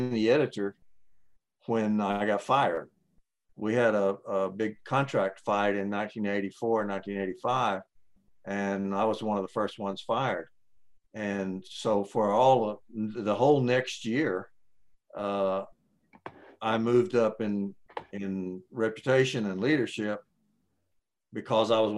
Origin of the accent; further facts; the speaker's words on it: Ada, Oklahoma, United States; moved away as an adult; now in Texas, United States; I'm actually from Oklahoma. I was raised in Ada, Oklahoma